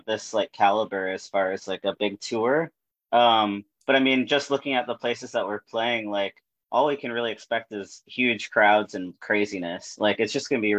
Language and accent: English; Grand Rapids, Michigan, United States; moved away as an adult; now in Chicago, United States; my hometown, Grand Rapids